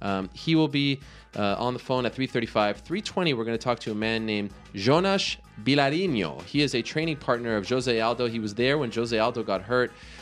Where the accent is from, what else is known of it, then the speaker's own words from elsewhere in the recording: Canada; also born or lived in Greenpoint, Brooklyn, New York; now in New York, United States; I'm Canadian, by the way. I'm not American, even though I'm here in New York.